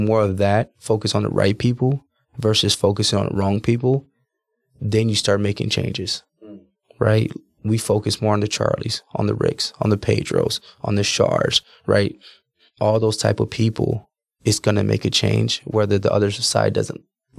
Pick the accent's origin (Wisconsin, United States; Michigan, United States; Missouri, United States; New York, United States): Wisconsin, United States; Milwaukee; also born or lived in New Smyrna Beach, Florida / Orlando, Florida; I was born in Milwaukee, Wisconsin.